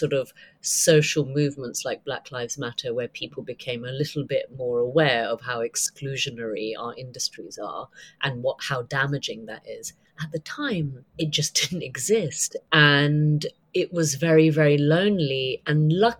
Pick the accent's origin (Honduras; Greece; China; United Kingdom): United Kingdom; also born or lived in United States; I'm a Brit